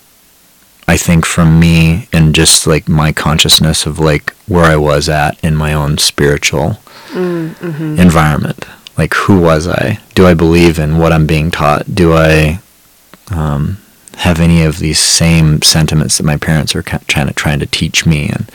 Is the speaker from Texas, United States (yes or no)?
no; Montana, United States; was raised, born and raised in Montana.